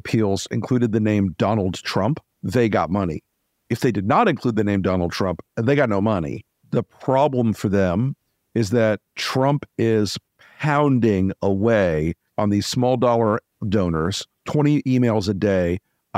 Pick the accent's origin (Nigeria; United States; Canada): United States; Florida; I'm from Florida